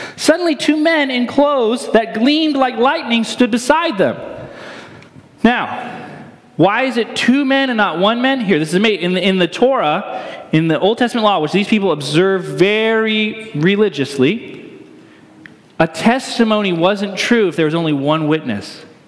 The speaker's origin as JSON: {"language": "English", "region": "Northeast", "country": "United States", "tie": "born or raised there", "moved": "yes", "said": "I grew up in the Northeast"}